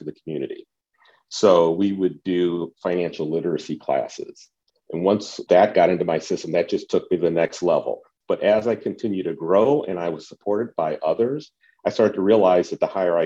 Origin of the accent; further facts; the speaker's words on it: Cleveland, Ohio, United States; I grew up in the Cleveland area